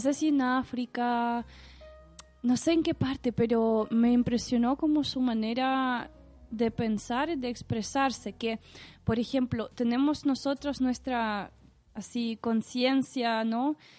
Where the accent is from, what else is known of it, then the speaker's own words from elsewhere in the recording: Saint Petersburg, Russia; Spanish is a second language; now in Chile; yo soy de San Petersburgo